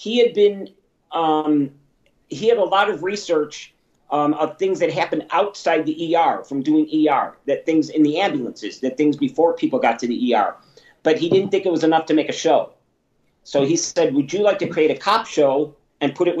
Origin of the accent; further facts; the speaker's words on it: Chicago, Illinois, United States; I'm an Italian from Chicago